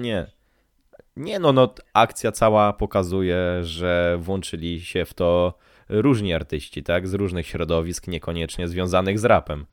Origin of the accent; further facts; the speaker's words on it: Szczecin, West Pomeranian Voivodeship, Poland; ja pochodzę z tego, mia- pochodzę z tego miasta